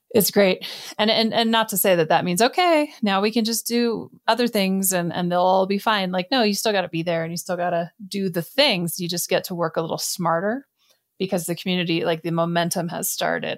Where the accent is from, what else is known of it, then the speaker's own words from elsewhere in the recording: Canada; I come from Canada.